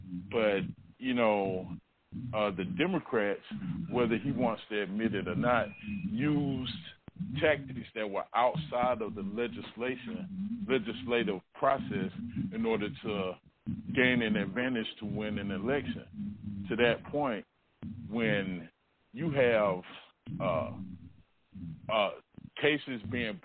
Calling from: Atlanta, Georgia, United States; I'm calling you from Atlanta.

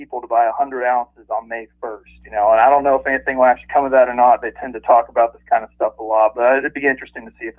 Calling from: West Virginia, United States; I'm calling from West Virginia.

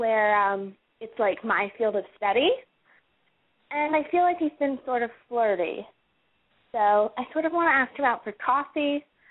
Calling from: Seattle, Washington, United States; I'm calling from the 206 area, Seattle. And, okay, so I'm 20 years old also.

